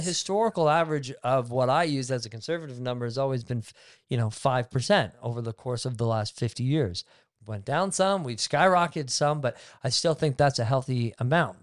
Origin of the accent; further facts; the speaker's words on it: Barrie, Ontario, Canada; also born or lived in Innisfil; I grew up in Barrie and Innisfil